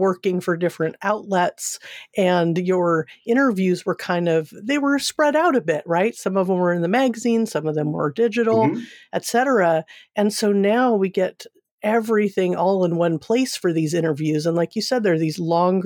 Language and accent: English; Seal Beach, California, United States; moved away; I'm from Southern California originally, from Seal Beach